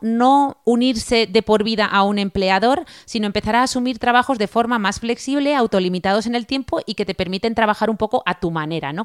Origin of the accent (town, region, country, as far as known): Spain